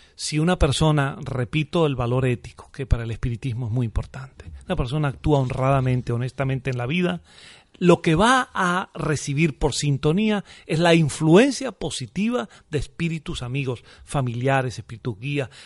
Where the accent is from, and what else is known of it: Venezuela; moved away as an adult; now in Murcia, Spain